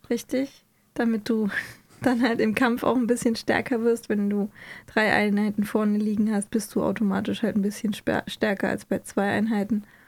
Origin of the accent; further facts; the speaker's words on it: Hesse, Germany; Ich bin ja auch Hesse